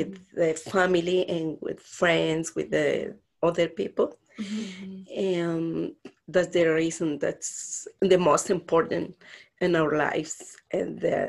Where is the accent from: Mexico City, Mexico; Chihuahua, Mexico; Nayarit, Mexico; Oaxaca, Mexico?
Oaxaca, Mexico; Santa Cruz Papalotla; English is a second language; moved away as an adult; now in Austin, United States; My hometown is Santa Cruz Papalutla.